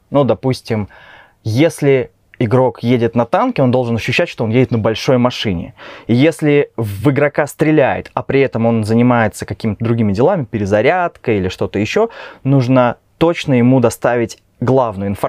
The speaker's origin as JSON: {"language": "Russian", "town": "Kaliningrad", "region": "Kaliningrad Oblast", "country": "Russia", "moved": "as an adult", "lives_now": "Minsk, Belarus", "said": "Я вообще сам из России"}